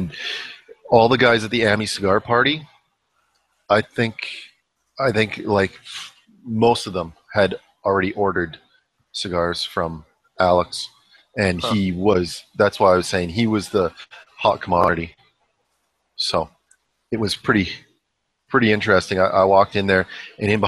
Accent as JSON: {"language": "English", "country": "Canada", "said": "as a Canadian"}